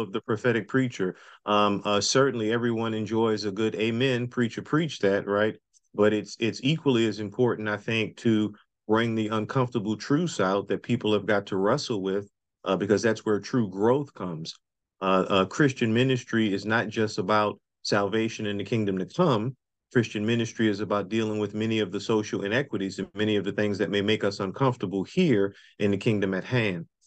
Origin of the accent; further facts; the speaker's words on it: New Orleans, Louisiana, United States; now in Durham, United States; Nobody knows Louisiana better than I do because that's where I was born and raised